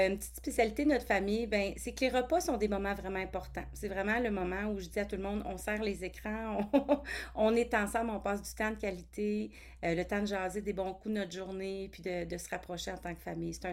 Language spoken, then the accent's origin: French; Toronto, Ontario, Canada; born there; now in Ottawa, Canada; J'habite à Ottawa, en Ontario. Je suis née à Toronto, mais j'ai voyagé beaucoup là, avec ma famille, mais mon pied maintenant, mon pied à terre, c'est à Ottawa.